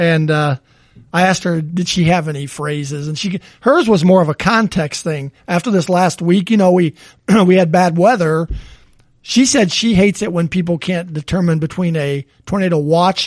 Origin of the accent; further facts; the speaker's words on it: the South, United States; being from the South